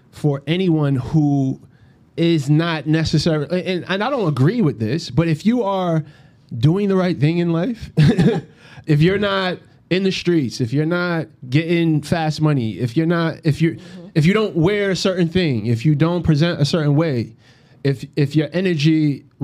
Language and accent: English; Brooklyn, New York, United States; I understand why somebody will call Michael B. Jordan corny, but I'm from Brownsville